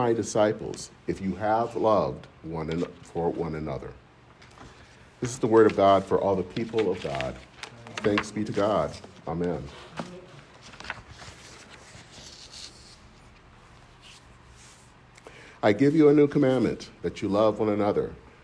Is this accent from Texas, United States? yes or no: no; Michigan, United States; In my hometown in Michigan